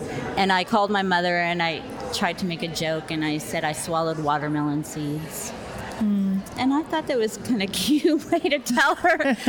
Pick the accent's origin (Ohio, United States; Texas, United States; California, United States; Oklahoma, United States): California, United States; moved away as an adult; also born or lived in Navajo Reservation; now in Las Cruces, United States; I grew up in California, and I've been a nurse there for 30 years, and then I became a midwife and moved to the Navajo Reservation